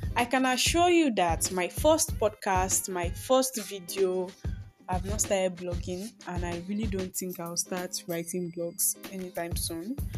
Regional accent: Nigeria; also born or lived in Akure, Ondo State; I am a Nigerian girl living in the heart of Akure

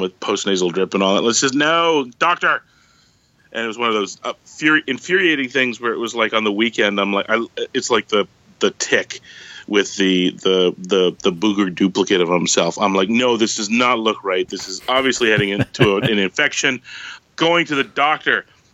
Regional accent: Canada; as a Canadian

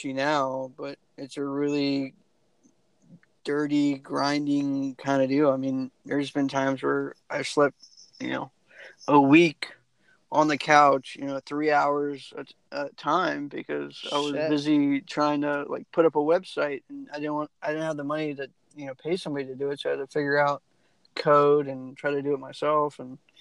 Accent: United States; moved away; I was originally from the Maryland, DC, Virginia area

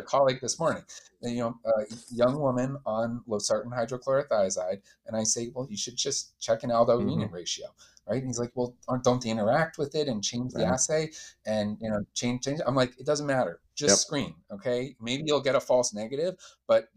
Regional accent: Calgary, Alberta, Canada; I'm from Calgary, Canada

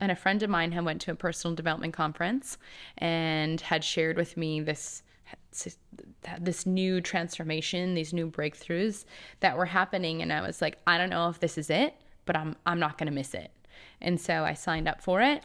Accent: Two Harbors, Minnesota, United States; moved away; also born or lived in California; I grew up in a tiny town in Minnesota. It's called Two Harbors

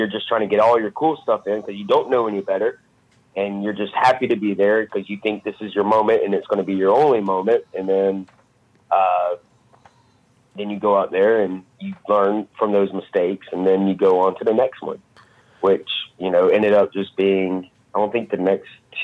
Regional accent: Alabama, United States; I'm from Alabama

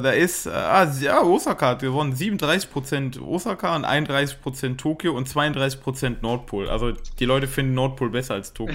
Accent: Germany; now in Japan; als Deutscher

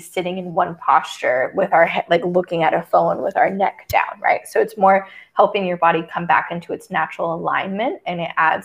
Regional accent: Texas, United States; moved away; I grew up in Texas

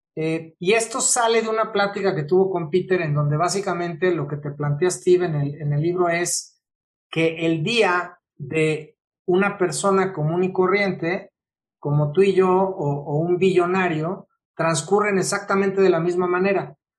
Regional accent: Mexico; yo soy mexicano, entonces tengo una cultura muy latina

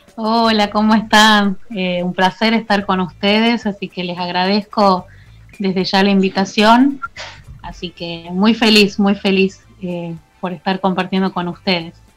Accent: Tucumán, Argentina; yo soy de Tucumán

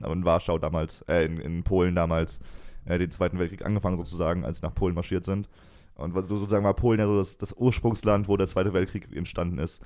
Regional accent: Germany

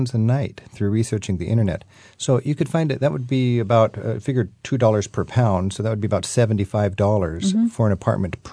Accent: West Coast, United States; I'm typical West Coast American

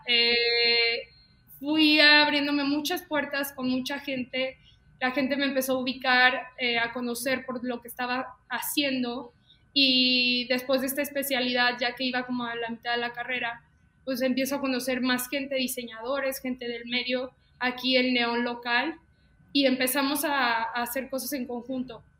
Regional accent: León, Guanajuato, Mexico; Soy de León, Guanajuato. Mucha gente luego piensa que soy de la Ciudad de México, pero soy de León, Guanajuato, aquí en mi bonito Londres.

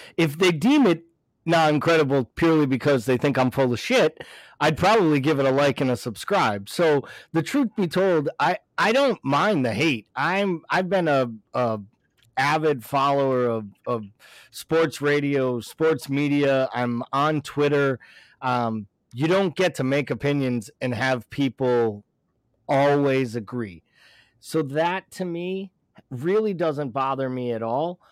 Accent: United States; I'll take being American all day long

